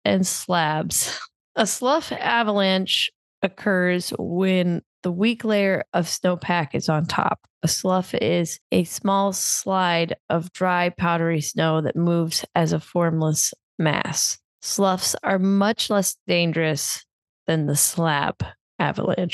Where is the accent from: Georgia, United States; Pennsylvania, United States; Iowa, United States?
Iowa, United States; growing up in Iowa, not around mountains or hills